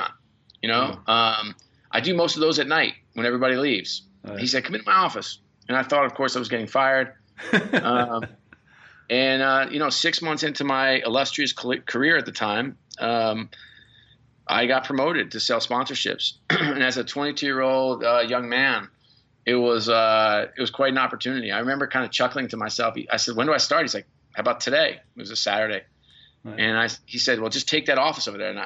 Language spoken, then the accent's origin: English; New York, United States; I grew up in New York